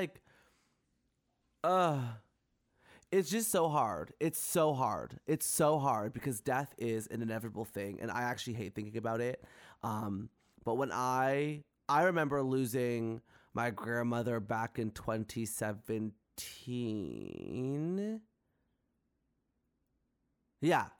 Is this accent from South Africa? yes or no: no; Canada; I love being Canadian.